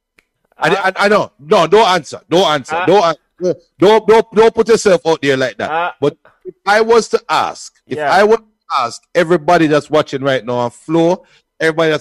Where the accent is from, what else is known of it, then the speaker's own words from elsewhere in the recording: Portmore, Saint Catherine, Jamaica; About 395 Treadway Court, Westchester, Portmore, St. Catherine. That's where I come from. I'm a Jamaican